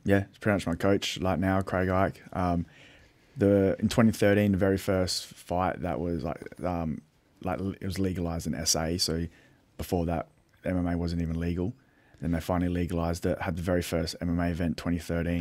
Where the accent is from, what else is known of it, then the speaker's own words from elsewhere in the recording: Adelaide, South Australia, Australia; I'm from Little Adelaide